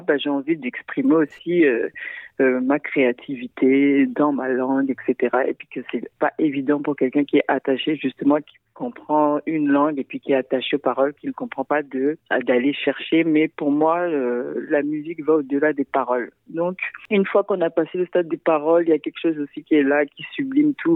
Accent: Central African Republic; now in Montreal, Canada; je viens de la République centrafricaine

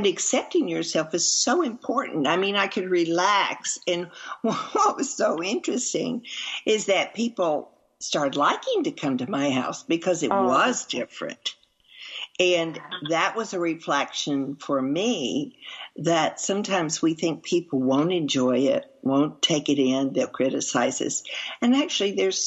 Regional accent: Arkansas, United States; also born or lived in Texas; now in East Texas, United States; raised in Arkansas and moving to Texas, which I was born in Texas

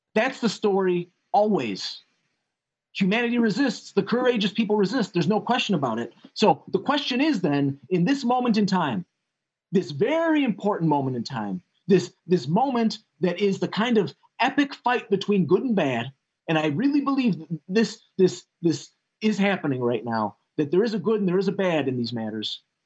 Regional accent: Chicago, Illinois, United States; I come I come from Illinois. I was born on the south side of Chicago.

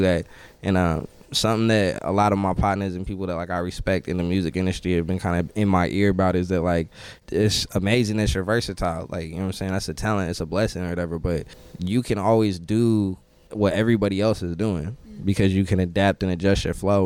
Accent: Northern California, United States; we're from Northern California

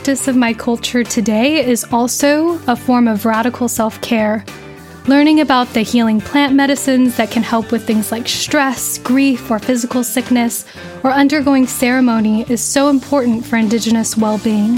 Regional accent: Riverside County, Southern California, United States; I grew up in Southern California in Riverside County

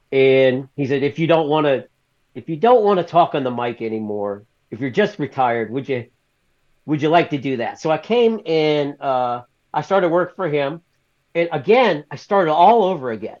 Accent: the South, United States; I'm from the South, so I was raised in the South

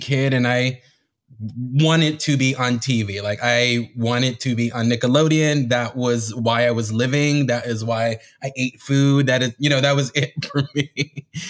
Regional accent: Miami, Florida, United States; I was born and raised in Miami

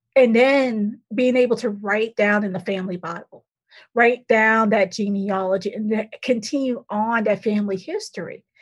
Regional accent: Boston, Massachusetts, United States; moved away; also born or lived in Tuscaloosa, Alabama; I grew up in Boston, Massachusetts, and then the South Shore of Boston

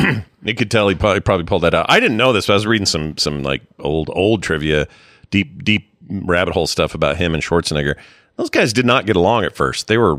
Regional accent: United States; I love coming from here. I love everything about being an American

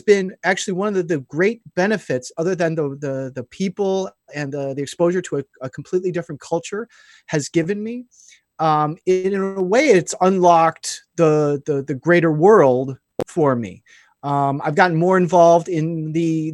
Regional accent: Chicago, Illinois, United States; moved away; we got taken to the Lyric Opera in Chicago, is where I'm originally from. I'm originally from Illinois

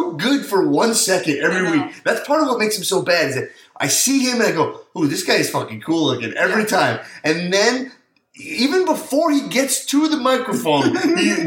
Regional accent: New York, United States; I'm a New Yorker

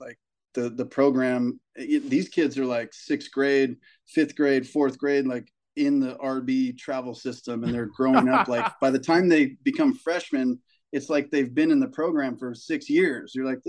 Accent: Carlsbad, California, United States; We come from Carlsbad, which is, it's like a beach town. There's money here. It's not like the richest place in San Diego, but there, you go buy a little shack for $1 million in Carlsbad.

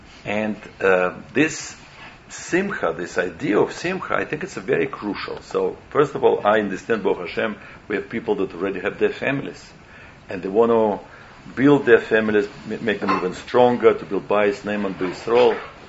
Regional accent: Moscow, Russia; When I grew up in Russia, I knew nothing. I didn't know Shabbat exists.

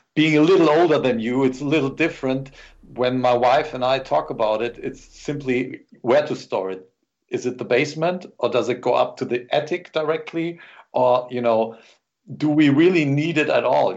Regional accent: Germany

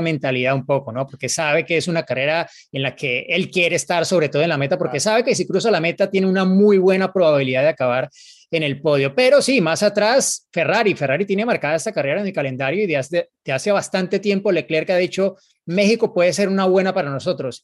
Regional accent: Colombia

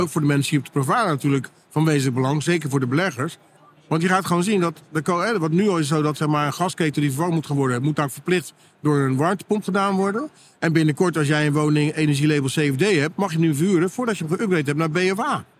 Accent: Netherlands; wij als Nederlanders

